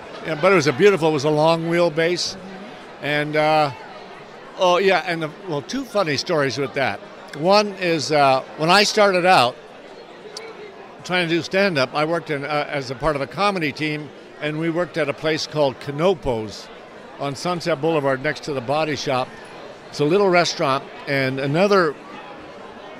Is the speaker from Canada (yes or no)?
yes; Canada; moved away; also born or lived in Florida; growing up in Canada